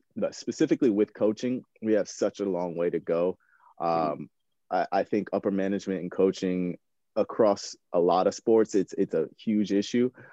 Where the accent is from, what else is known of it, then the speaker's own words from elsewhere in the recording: Chapel Hill, North Carolina, United States; I grew up, I was born and raised in, in North Carolina. I grew up in Chapel Hill, like pure basketball country.